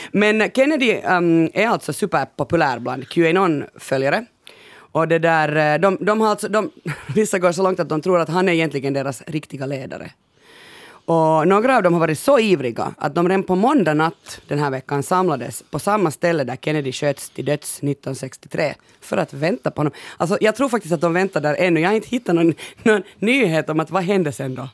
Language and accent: Swedish; Finland